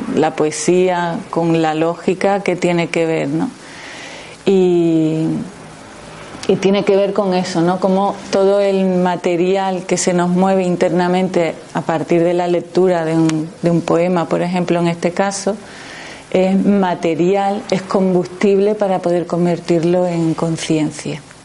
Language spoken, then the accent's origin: Spanish; Jerez de la Frontera, Andalusia, Spain; yo vengo de Jerez